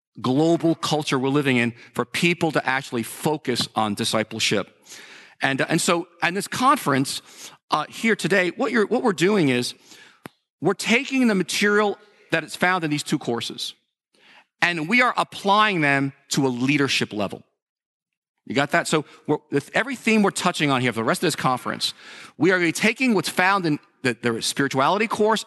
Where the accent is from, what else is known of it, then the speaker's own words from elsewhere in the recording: New York, United States; We're from New Yorkers. We tend to be cynical towards a lot of things.